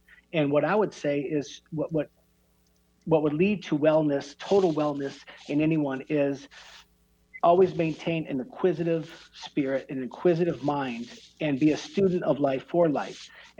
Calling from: Gilbert, Arizona, United States; I'm calling from Gilbert, Arizona

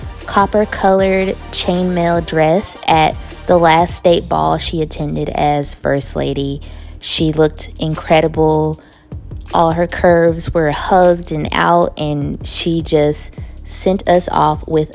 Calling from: Kentucky, United States; calling from Kentucky.

